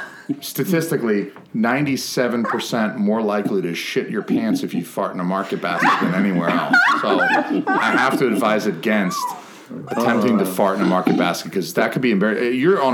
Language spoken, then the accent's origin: English; Georgia, United States; I don't know. I'm from Georgia.